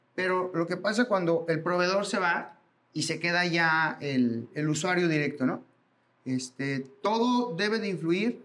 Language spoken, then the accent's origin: Spanish; Mexico; como mexicanos